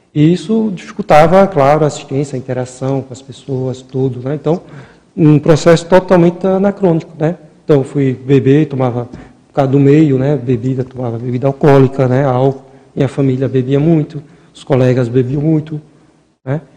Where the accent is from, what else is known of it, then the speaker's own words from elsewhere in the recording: Maceió, Alagoas, Brazil; Mesmo morando, é, nascendo lá no Nordeste, lá, lá em Maceió